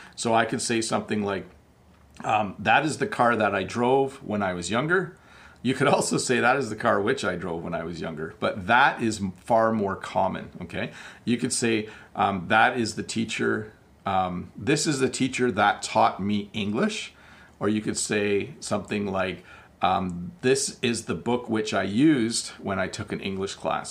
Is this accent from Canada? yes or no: yes; Canada; I am Canadian